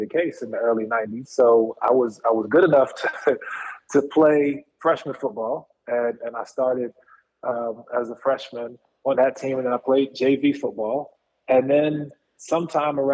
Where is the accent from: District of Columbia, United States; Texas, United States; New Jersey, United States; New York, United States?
District of Columbia, United States; Washington; now in Los Angeles, United States; I grew up in Northeast D.C.